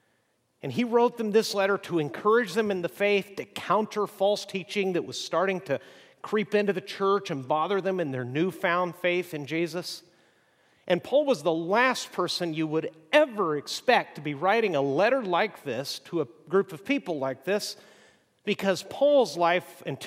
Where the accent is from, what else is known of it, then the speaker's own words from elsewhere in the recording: Mexico; As I've mentioned, I grew up in Mexico